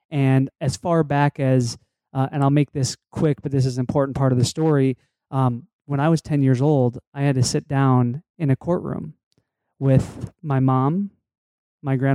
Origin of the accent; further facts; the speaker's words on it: Connecticut, United States; So I say that I'm from Connecticut because I went to uh, grade school and high school there.